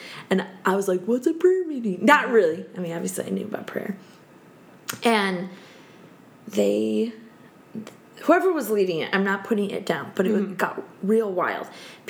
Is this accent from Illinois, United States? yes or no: yes; Illinois, United States; because I grew up in the church, you mm-hmm. know, Willow Creek, little shout out. I did, because I grew up in Illinois.